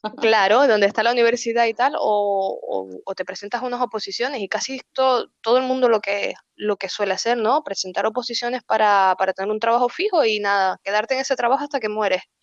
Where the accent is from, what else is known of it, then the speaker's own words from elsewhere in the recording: Santa Cruz de La Palma, Canary Islands, Spain; moved away as an adult; also born or lived in Venezuela; now in Beilen, Netherlands; nos volvimos otra vez a, a La Palma, ¿no? y ya estaba yo más o menos grandecita y nada, allí crecí y, y nada, pues eh, nada, estudié toda mi vida allí